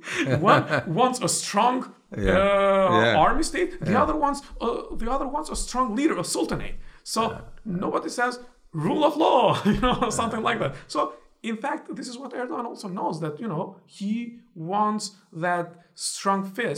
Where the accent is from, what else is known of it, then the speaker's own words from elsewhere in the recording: Istanbul, Turkey; now in United States; When somebody asks me, where are you from? I tell them I'm from Istanbul. I'm Istanbullu.